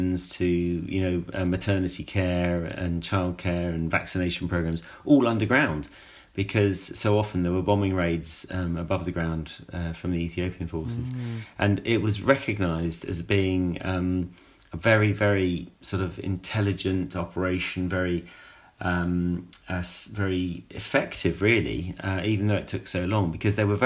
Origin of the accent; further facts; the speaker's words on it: United Kingdom; as a British person